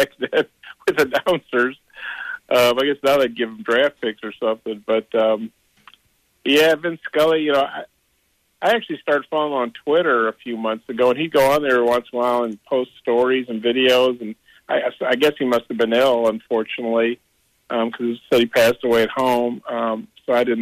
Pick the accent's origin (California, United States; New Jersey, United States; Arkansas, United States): Arkansas, United States; I told him I was from Arkansas